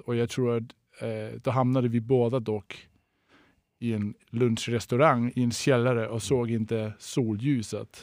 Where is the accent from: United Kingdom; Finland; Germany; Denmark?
Denmark; first language Danish; Swedish is a second language; now in Sweden; jag är tidigare kock, jag är från Danmark